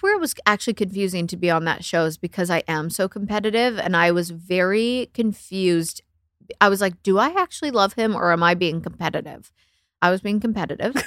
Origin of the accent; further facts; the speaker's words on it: Canada; I'm Canadian